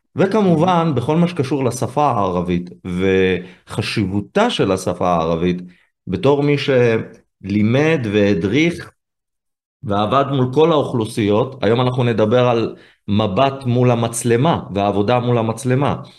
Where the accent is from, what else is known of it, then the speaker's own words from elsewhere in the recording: Israel; אני יהודי, ישראלי